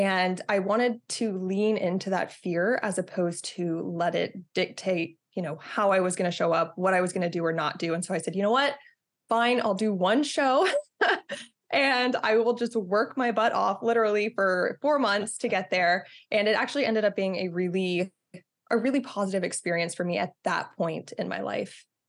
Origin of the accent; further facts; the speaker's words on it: Texas, United States; moved away; I'm from Texas originally